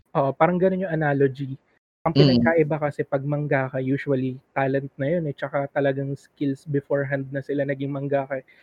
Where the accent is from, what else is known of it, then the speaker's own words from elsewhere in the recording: Philippines; accent: conyo; Tagalog is a second language; Filipino ako.